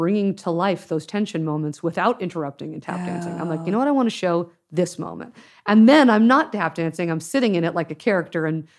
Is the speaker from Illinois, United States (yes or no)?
no; Los Angeles, California, United States; My parents were Canadian, but I grew up in Los Angeles.